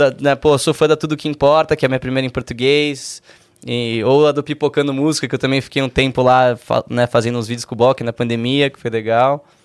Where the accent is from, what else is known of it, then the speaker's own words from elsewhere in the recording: Brazil; eu não sou gringo, eu sou, porra, aliás, sou, né, mas sou brasileiro também, canto em português